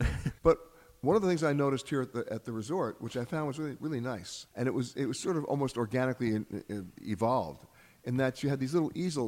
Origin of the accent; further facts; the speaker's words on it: United States; I'm saying this as an American